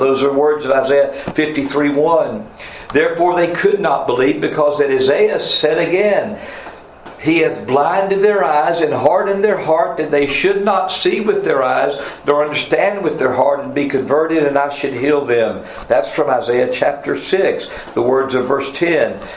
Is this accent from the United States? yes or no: yes; North Carolina, United States; I was from North Carolina